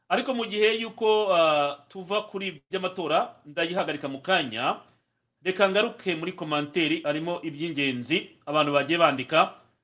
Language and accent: Kinyarwanda; Rwanda; abanyarwanda twe nk'abanyarwanda